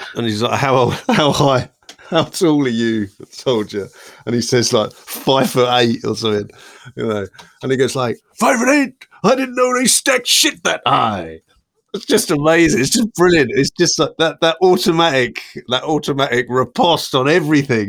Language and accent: English; Worstead, East of England, United Kingdom; three lifelong Norfolk chums